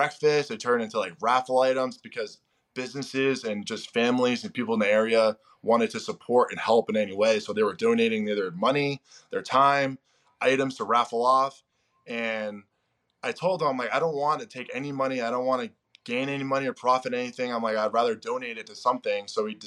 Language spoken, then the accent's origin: English; Spencer, Massachusetts, United States; moved away as an adult; also born or lived in Maine; now in Baltimore, United States; Spencer, which is my hometown